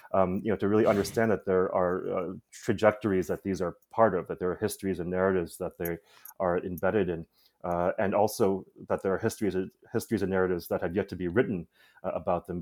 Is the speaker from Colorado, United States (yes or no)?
no; Chicago, Illinois, United States; I grew up in Chicago